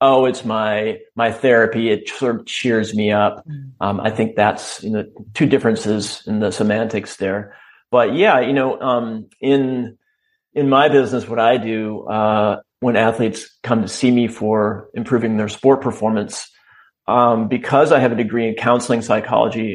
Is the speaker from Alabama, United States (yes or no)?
no; Wisconsin, United States; I grew up in Wisconsin